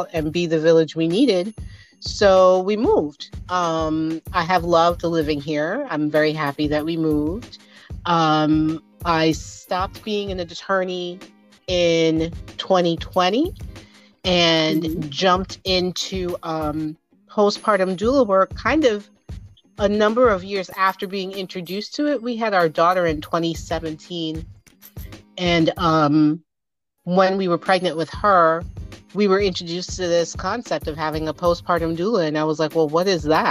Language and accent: English; New Jersey, United States; moved away as an adult; now in Henrico, United States; I am originally from New Jersey. I like to tell people that's why I sound like this. I grew up in New Jersey